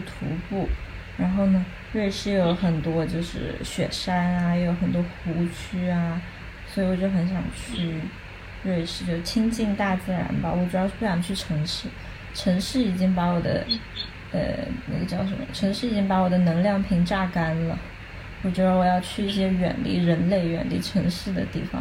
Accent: China; now in Manchester, United Kingdom; 我是中国人

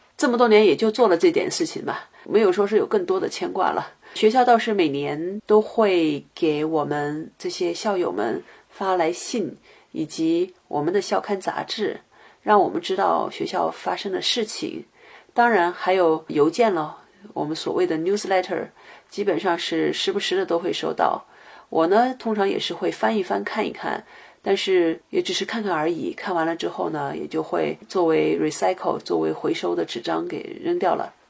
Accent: China; moved away as an adult; also born or lived in Boston, United States; now in Seattle, United States

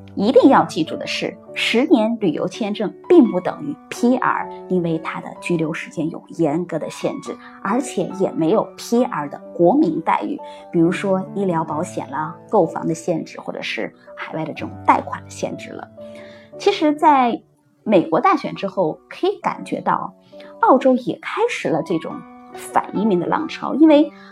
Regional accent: China; now in Australia; 我们中国人

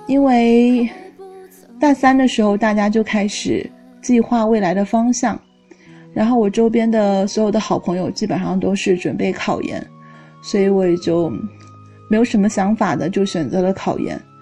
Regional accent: southern China, China; moved away; 作为一个南方人

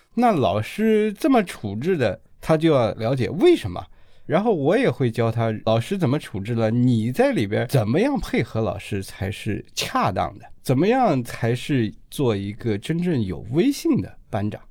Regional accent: China; 我们中国人生活当中的这种宗教场景

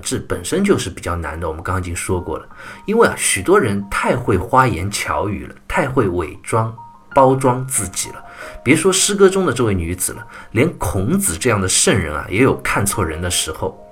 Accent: China; 我们中国人

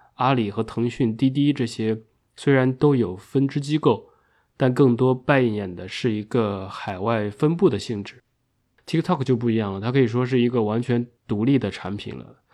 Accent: China; 我们中国人

